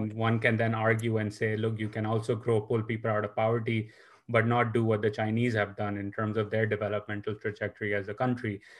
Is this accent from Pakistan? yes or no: yes; Pakistan; now in United States; coming from Pakistan